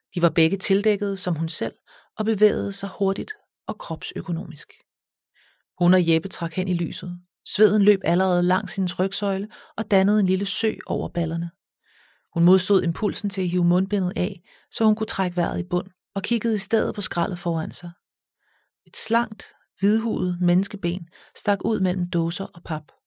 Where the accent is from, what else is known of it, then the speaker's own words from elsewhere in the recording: Copenhagen, Capital Region of Denmark, Denmark; jeg er født og opvokset i København